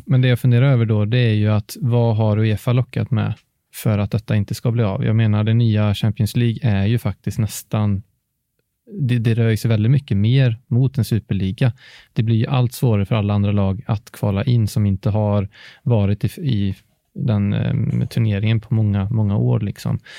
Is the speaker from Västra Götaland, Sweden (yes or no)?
yes; Alingsås, Västra Götaland, Sweden